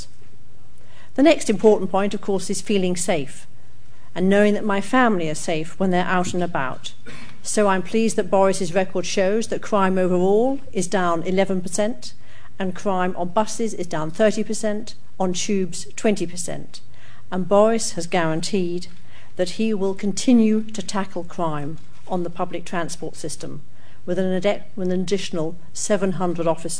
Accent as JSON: {"language": "English", "region": "London", "country": "United Kingdom", "tie": "born or raised there", "said": "I was born in London. I've worked and lived in London all my life"}